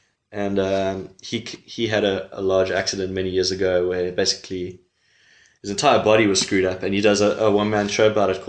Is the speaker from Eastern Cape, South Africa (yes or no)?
yes; East London, Eastern Cape, South Africa; moved away as an adult; now in Cape Town, South Africa; I'm from East London. I moved here 8 years ago.